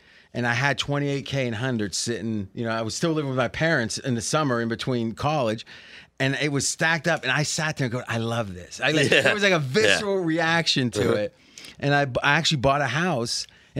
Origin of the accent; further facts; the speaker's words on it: Ohio, United States; also born or lived in Blair, Ohio; So we were living in one of his rentals when I was born in Blair, where Joey Galloway's from, right next door to where I grew up in Ohio.